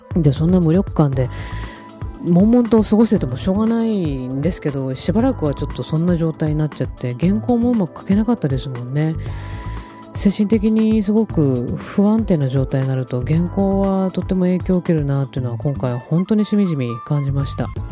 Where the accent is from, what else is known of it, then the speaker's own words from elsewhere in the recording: Tokyo, Japan; moved away as an adult; also born or lived in Okinawa / Fukuoka; now in Kumamoto, Japan; 東京出身ですけど東京出てその後沖縄に行って大学生ででそれから福岡に移って10年住んでで